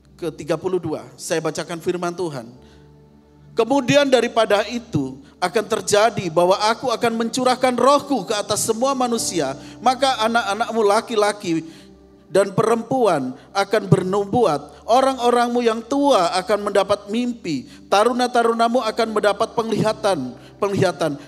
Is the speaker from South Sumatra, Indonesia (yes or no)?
no; East Java, Indonesia; daerah saya, di Jawa Timur